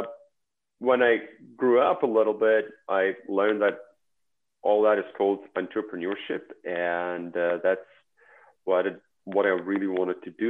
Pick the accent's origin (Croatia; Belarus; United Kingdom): Belarus; English is a second language; moved away as an adult; also born or lived in Honolulu, Hawaii; now in United States